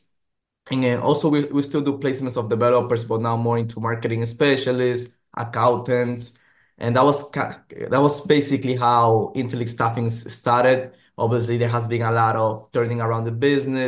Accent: New York, United States; born or raised there; also born or lived in Ecuador; now in Boston, United States

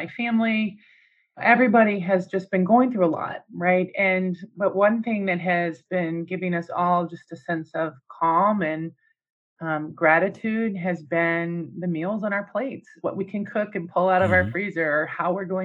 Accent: United States; me as an American

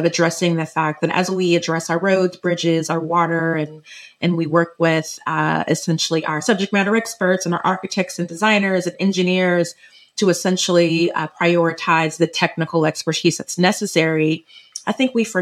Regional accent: Orange County, Southern California, United States; I'm from Southern California, grew up in Orange County

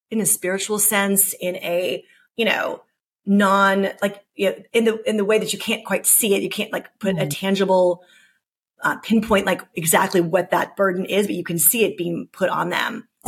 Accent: United States; As an American

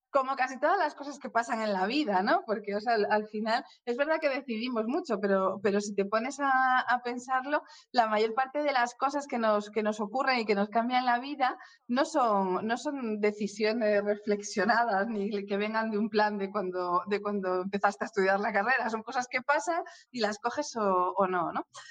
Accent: Oviedo, Asturias, Spain; moved away as an adult; also born or lived in Madrid; Yo nací en Oviedo, sí, sí, me crié en Oviedo, estudié en Oviedo y, hasta los 18 años

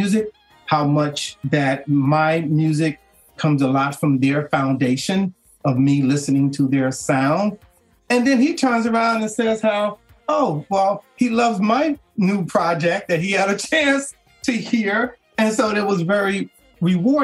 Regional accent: Chicago, Illinois, United States; I'm originally from Chicago

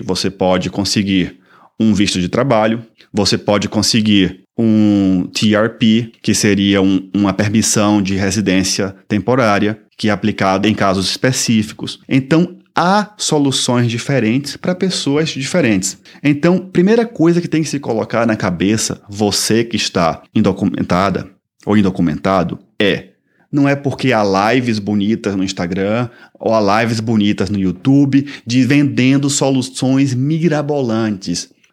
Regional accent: Salvador, Bahia, Brazil; moved away as an adult; also born or lived in São Paulo; now in Toronto, Canada; sou brasileiro, sou natural de Salvador, Bahia e resido aqui em Toronto

